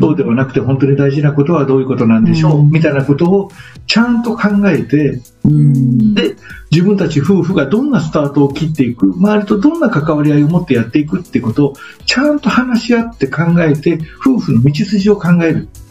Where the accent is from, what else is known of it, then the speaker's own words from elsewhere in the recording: Miyagawa village, Osugidani, Mie, Japan; 僕の実家は宮ヶ村大杉谷っていうすごい田舎なので